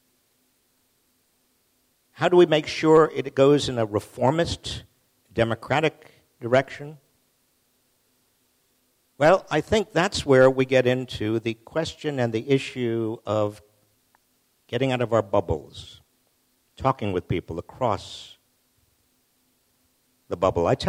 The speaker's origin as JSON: {"language": "English", "region": "Massachusetts", "country": "United States", "said": "I'm from Massachusetts. We're all under 5 feet tall"}